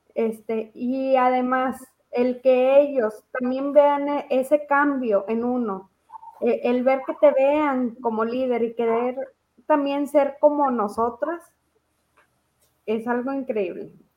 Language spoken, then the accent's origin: Spanish; Mexico; Aquí en México